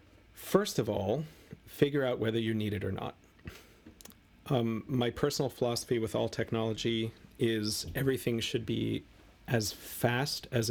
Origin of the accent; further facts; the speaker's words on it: United States; I'm an American